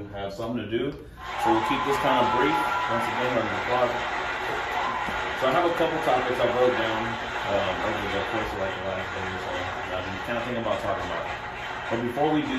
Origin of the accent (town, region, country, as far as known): Kansas City, United States; born or raised there; also born or lived in Ciudad Juárez, Mexico / East Los Angeles